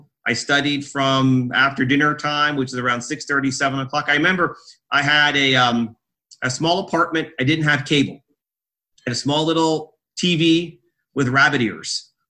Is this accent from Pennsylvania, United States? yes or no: yes; Emmaus, Pennsylvania, United States; I was born and raised in Emmaus, Pennsylvania, which is outside of Allentown, Pennsylvania, in a sort of semi-rural environment on a small farm. I went to Emmaus High School